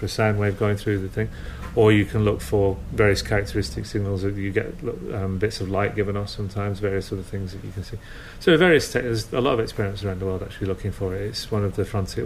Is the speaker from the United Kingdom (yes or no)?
yes; Lancashire, North West England, United Kingdom; I'm from Lancashire